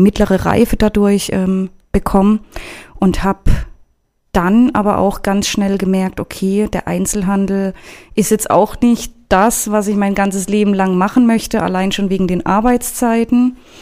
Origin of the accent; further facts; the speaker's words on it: Karlsruhe, Baden-Württemberg, Germany; moved away as an adult; now in Frankfurt, Germany; geboren bin ich in Karlsruhe und aufgewachsen und ja, genau. Seit dreieinhalb Jahren jetzt in Frankfurt